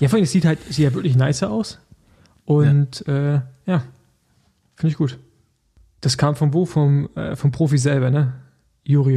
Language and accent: German; Rostock, Mecklenburg-Vorpommern, Germany; now in Berlin, Germany; ich bin ja eigentlich noch äh, Rostocker, aber natürlich zugezogener Berliner